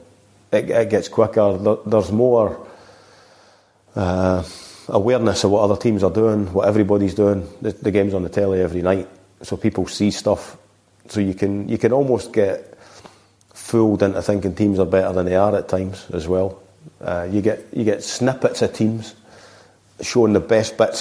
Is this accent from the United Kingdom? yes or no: yes; Scotland, United Kingdom; I'm being Scottish